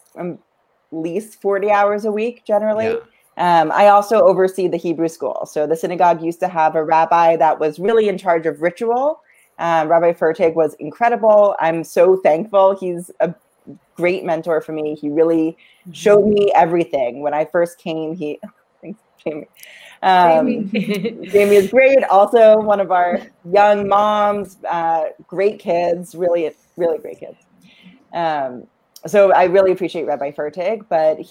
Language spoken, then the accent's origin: English; Framingham, Massachusetts, United States; now in Melrose, United States; I grew up in Framingham.